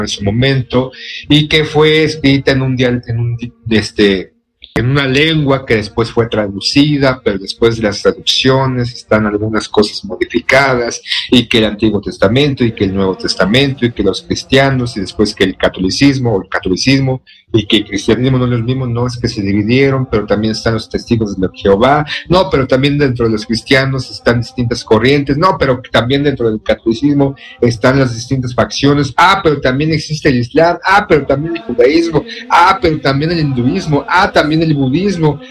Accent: Mexico; somos mexicanos, vivimos o crecimos en un entorno catolicista

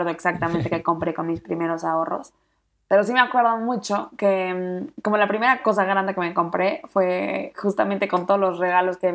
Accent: Mexico; soy mexicana y justamente tengo una cuenta en Instagram que se llama Seamos Santos

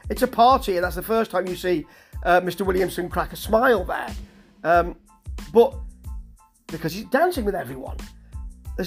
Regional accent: Nottingham, East Midlands, United Kingdom; I'm from Nottingham, a posher part of Nottingham, but I recognise that accent of people who were in my area and that I mixed with when I was younger

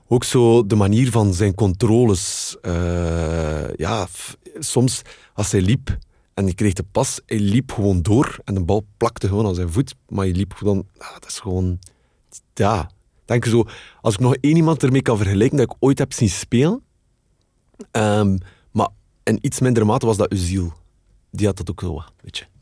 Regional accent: Kortrijk, Flanders, Belgium; ik ben van Kortrijk

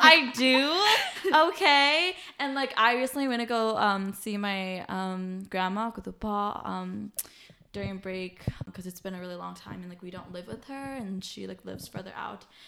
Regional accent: United States; being Hmong American, like, with, like, my Hmong family

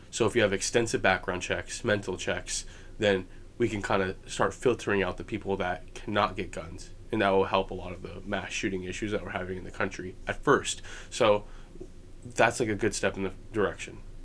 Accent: United States; as an American

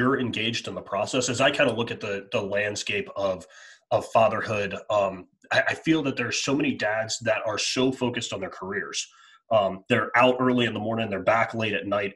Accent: Baltimore, Maryland, United States; now in Florida, United States; That's my hometown. I grew up like 5 minutes from Camden Yards.

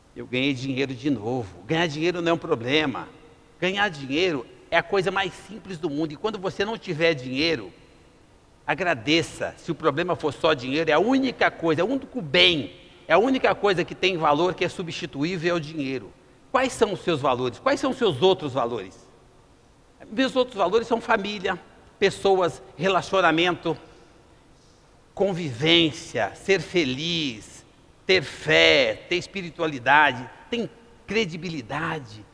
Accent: Brazil; Nós somos brasileiros

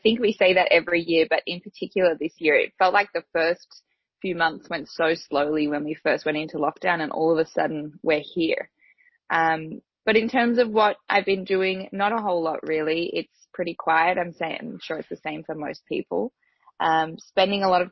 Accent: Australia

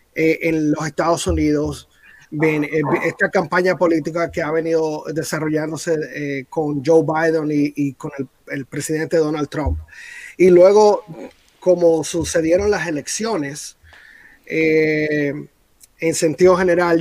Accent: Dominican Republic; now in United States; yo como dominicano

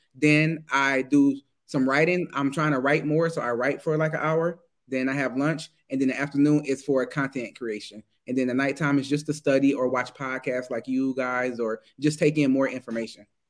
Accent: Detroit, Michigan, United States; moved away as an adult; now in Germany; I'm American. I was born in Michigan, Detroit, Michigan

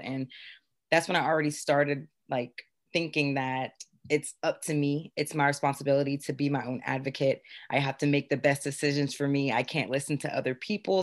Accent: Beaufort, South Carolina, United States; born and raised in Beaufort, South Carolina

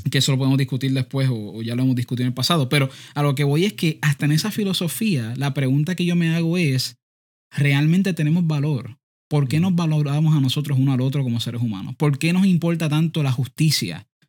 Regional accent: Puerto Rico; Todavía seguimos, seguimos siendo boricuas, por si acaso.

